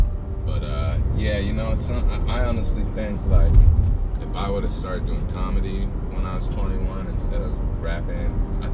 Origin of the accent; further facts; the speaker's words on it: Portland, Maine, United States; moved away as an adult; now in Richmond, United States; Portland, Maine, yeah.